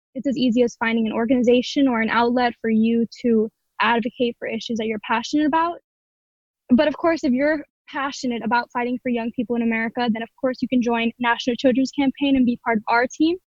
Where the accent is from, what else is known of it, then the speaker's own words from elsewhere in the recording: Miami, Florida, United States; I'm from Miami, Florida